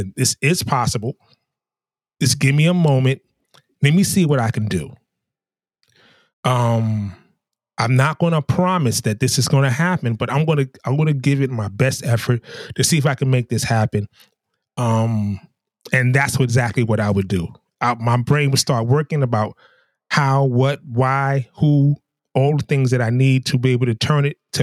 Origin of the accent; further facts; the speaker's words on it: New York, United States; also born or lived in the South (US); now in the South, United States; as a New Yorker, those of my brethren and sisterin from New York